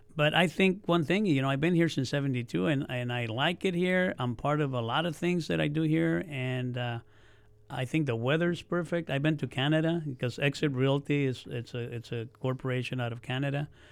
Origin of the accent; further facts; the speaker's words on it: Oxnard, California, United States; also born or lived in Mexico / Yuma, Arizona; we came to Oxnard because my dad was a farm worker. We came from Arizona. I was born in Mexico